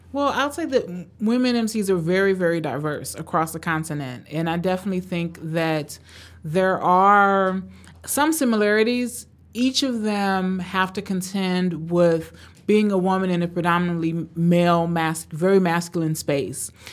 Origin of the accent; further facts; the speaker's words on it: Cleveland, Ohio, United States; also born or lived in Tanzania; I was born in Tanzania, grew up in Cleveland, Ohio, and grew up in the eighties and nineties in Cleveland, Ohio